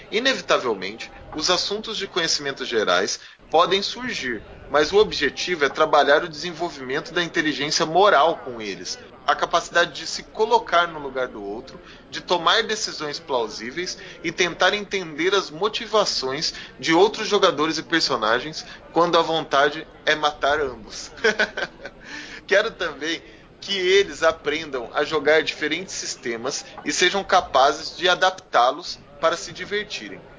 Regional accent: Londrina, Paraná, Brazil; Galera, nós somos de Londrina, hein? Muita gente encontra a gente e não sabe que a gente é aqui de Londrina.

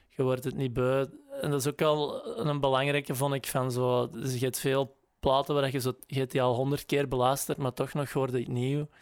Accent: Grobbendonk, Flanders, Belgium; moved away; wij woonden in Grobbendonk, in Pul, maar dat is eigenlijk hè, dat is vlak naast elkaar.

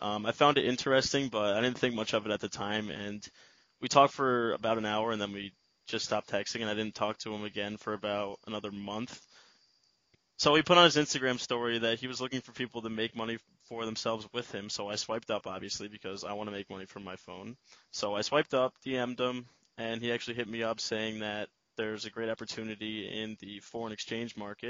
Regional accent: Albany, New York, United States; moved away as an adult; now in Binghamton, United States; Unlike Andre, I'm from the Albany area, so Binghamton's fairly new to me.

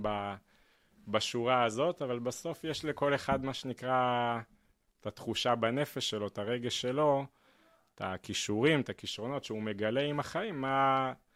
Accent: Petah Tikva, Central District, Israel; בפתח תקווה, שם גדלתי

